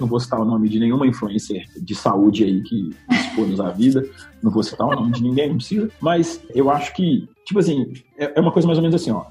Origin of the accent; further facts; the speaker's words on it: Belo Horizonte, Minas Gerais, Brazil; Eu posso ter nascido em Belo Horizonte, em Minas Gerais, no Brasil, na América do Sul